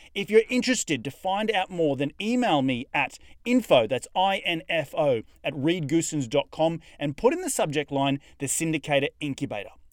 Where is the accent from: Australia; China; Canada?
Australia; accent: Australian; my Australian accent